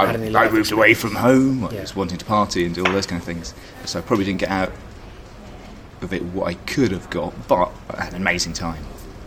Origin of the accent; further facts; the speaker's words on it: Bishop's Stortford, East of England, United Kingdom; also born or lived in Glasgow, United Kingdom; Well, I was born in Scotland. I was born in Glasgow. I left when I was about 8. Moved around and spent my teenage years in Bishop Stortford.